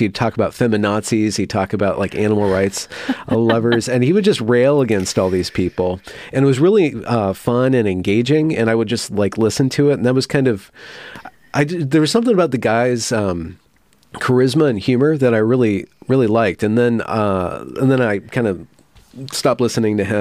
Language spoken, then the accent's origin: English; California, United States; I grew up in California, but Northern California outside of Sacramento